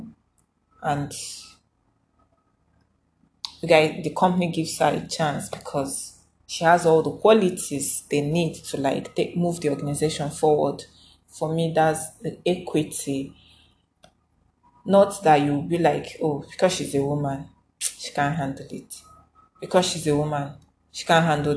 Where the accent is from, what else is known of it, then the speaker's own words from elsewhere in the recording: Igboland, Nigeria; I'm a Nigerian, I'm an Africa, I'm Igbo